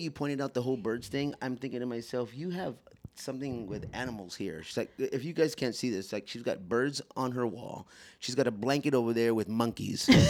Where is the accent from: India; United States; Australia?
United States; Texas; I'm from Texas